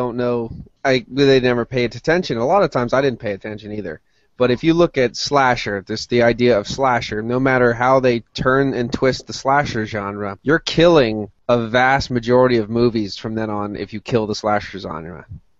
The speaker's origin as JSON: {"language": "English", "town": "Berwick", "region": "Pennsylvania", "country": "United States", "tie": "born or raised there", "said": "A little note, my hometown, Berwick, was a big WWF town."}